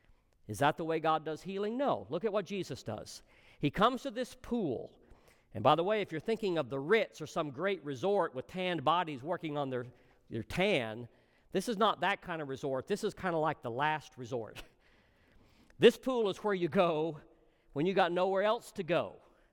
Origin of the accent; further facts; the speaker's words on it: Texas, United States; I'm from Texas. I know about this.